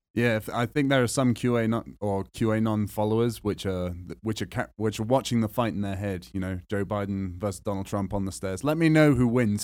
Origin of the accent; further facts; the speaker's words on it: England, United Kingdom; moved away; I'm white and I'm English